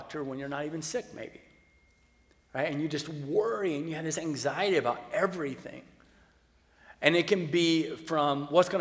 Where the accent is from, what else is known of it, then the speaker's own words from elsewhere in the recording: the South, United States; I grew up in the South